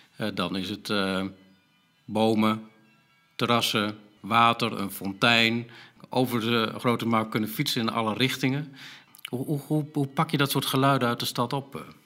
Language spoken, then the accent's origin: Dutch; Groningen, Netherlands; als Groningers